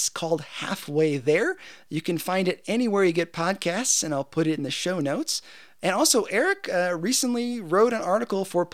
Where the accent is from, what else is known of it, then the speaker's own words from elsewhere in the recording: United States; I'm an American and I am super thankful to be an American